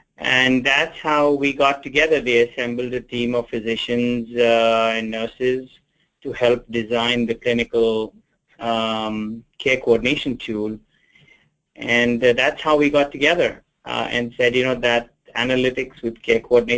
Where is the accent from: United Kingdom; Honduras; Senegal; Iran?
United Kingdom; England; born there; also born or lived in India; now in United States; I was born in England, after my formative years, studied in India, went to med school in India, came back to England